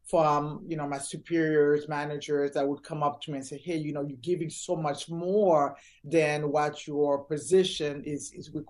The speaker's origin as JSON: {"language": "English", "town": "Orlando", "region": "Florida", "country": "United States", "tie": "born or raised there", "said": "from there, I grew up in Orlando, went to school here, wrapped up uh, middle school, did my whole entire high school here."}